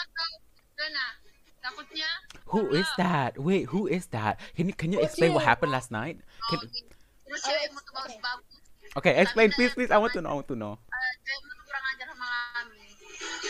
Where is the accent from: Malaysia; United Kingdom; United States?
Malaysia; for us Malaysians